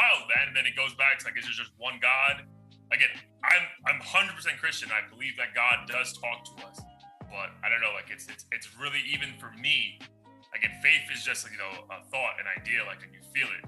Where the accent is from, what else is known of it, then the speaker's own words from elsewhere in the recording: New York, United States; being a child, like growing up in New York